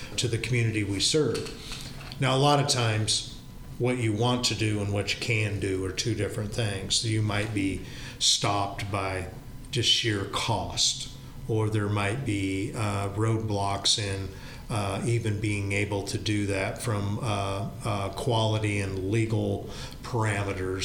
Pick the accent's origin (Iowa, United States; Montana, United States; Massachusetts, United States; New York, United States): Iowa, United States; Knoxville; this is my hometown. This is where my parents and grandparents grew up. It's where, you know, we've raised our kids.